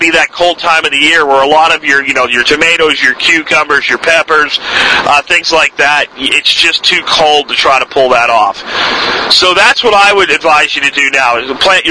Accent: Pottsville, Pennsylvania, United States; moved away; where I grew up in Pottsville

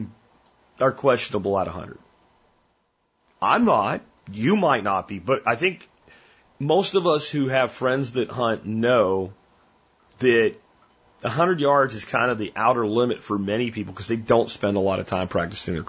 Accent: Pennsylvania, United States; born or raised there

